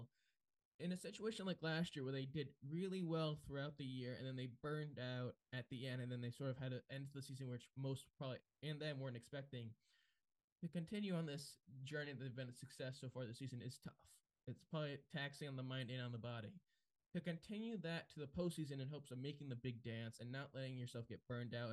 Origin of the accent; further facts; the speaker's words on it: South County, Rhode Island, United States; growing up in South County